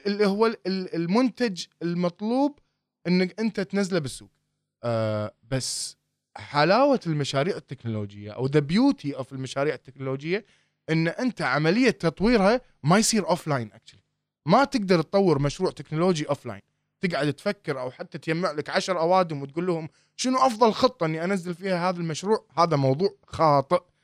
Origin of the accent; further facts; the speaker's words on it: Kuwait; احنا هنا عندنا بالكويت